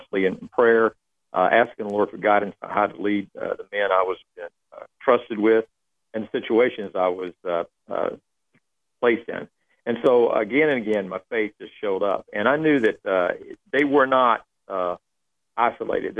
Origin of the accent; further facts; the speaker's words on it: Texas, United States; moved away as an adult; I grew up in Texas